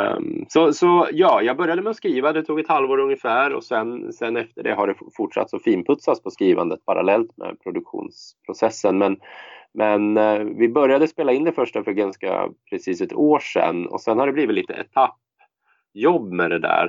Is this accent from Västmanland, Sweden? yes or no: yes; Västerås, Västmanland, Sweden; i Västerås då, som är min hemstad